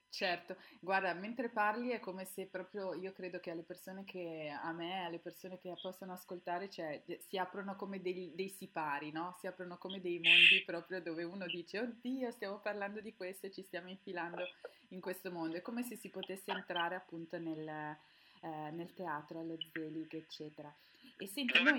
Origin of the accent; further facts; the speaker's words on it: Milan, Lombardy, Italy; io sono milanese